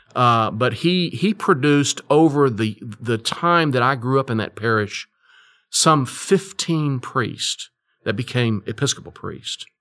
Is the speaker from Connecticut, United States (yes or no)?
no; Fort Worth, Texas, United States; I grew up in Fort Worth, Texas